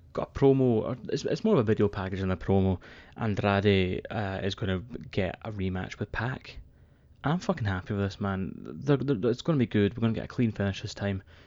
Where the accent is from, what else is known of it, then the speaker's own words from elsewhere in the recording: Scotland, United Kingdom; I'm a man from Scotland